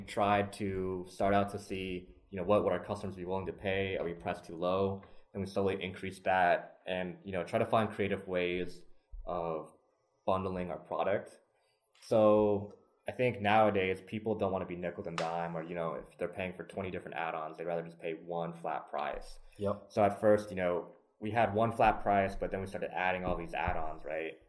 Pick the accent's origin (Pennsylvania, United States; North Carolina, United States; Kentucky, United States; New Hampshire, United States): Kentucky, United States; Lexington; I was actually born and raised in Lexington